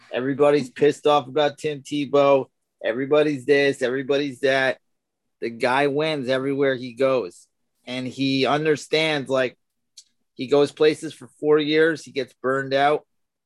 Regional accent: New York, United States; I grew up in New York, so I would get the Jets and the Giants games

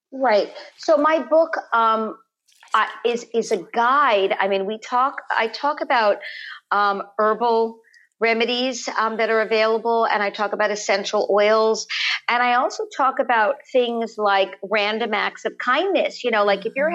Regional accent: Los Angeles, California, United States; we live in the canyons when I was growing up in Los Angeles

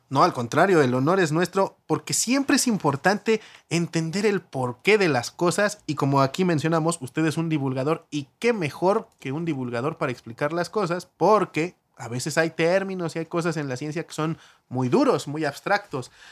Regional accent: Mexico; todos somos mexicanos

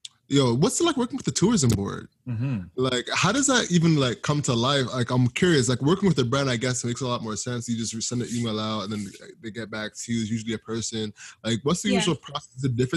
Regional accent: Jamaica; Like, I'm Jamaican, for instance

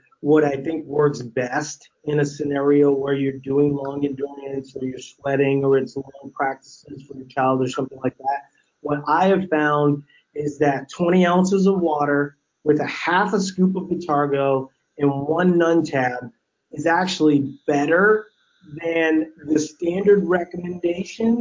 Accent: Louisiana, United States; growing up in Louisiana

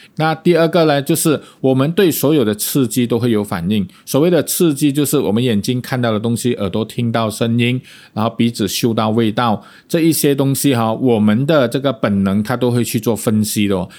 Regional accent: Malaysia; accent: Malaysian; 我们马来西亚人

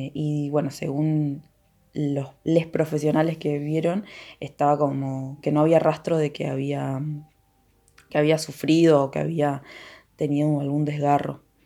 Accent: Villa El Chocón, Neuquén, Argentina; el lugar donde yo nací y viví durante toda mi vida, eh, que es Villa El Chocón

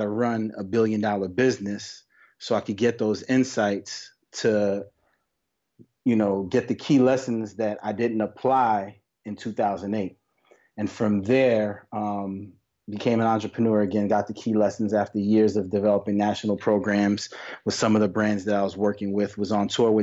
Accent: New York, United States; born and raised in New York

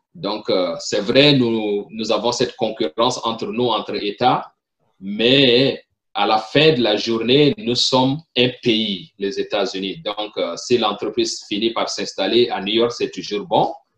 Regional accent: Chad; first language French; moved away as an adult; also born or lived in Burkina Faso; now in Pennsylvania, United States; originaire du Tchad, je suis né au Tchad, j'ai grandi au Tchad

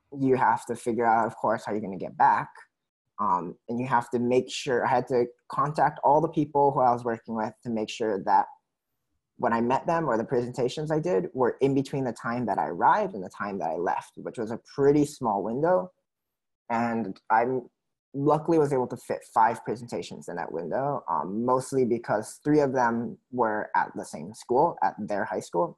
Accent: Oahu, Hawaii, United States; And then growing up on Oahu

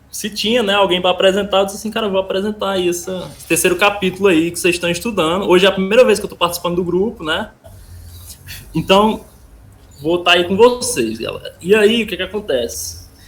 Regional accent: Iracema, Ceará, Brazil; eu sou aqui do Ceará, no interior do Ceará, não sei nem onde é que vocês são. É, eu moro numa cidade chamada Iracema

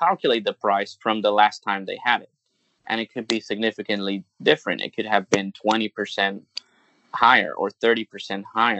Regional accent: Venezuela; English is a second language; moved away as an adult; also born or lived in United States; now in Hong Kong; Growing up in Venezuela

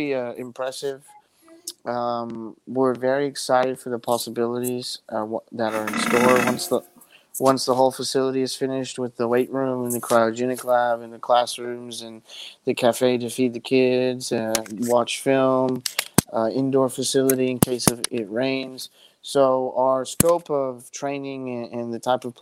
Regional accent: the Rio Grande Valley, Texas, United States; moved away as an adult; now in San Antonio, United States; being born and raised in the Valley

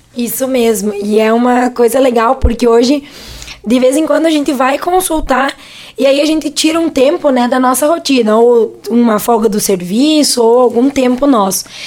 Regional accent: Rodeio Bonito and Cerro Grande, Rio Grande do Sul, Brazil; moved away as an adult; also born or lived in Frederico Westphalen; now in Venâncio Aires, Brazil; nós somos de duas cidades bem pequenininhas lá do interior, que é Rodeio Bonito e Cerro Grande também

